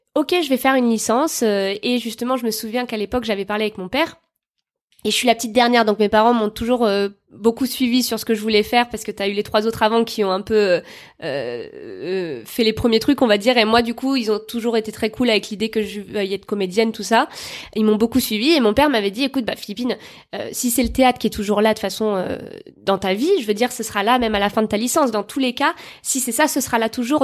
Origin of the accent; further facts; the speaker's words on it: Bordeaux, Nouvelle-Aquitaine, France; je viens de Bordeaux